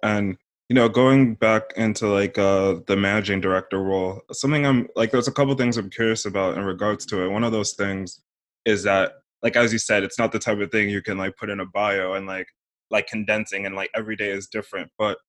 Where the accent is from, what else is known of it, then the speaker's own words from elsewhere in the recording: London, United Kingdom; I grew up a bit in London, and throughout my adult life, I've gone to the UK loads.